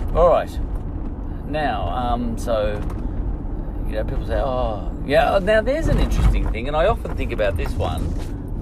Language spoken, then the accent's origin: English; Australia; I'm Australian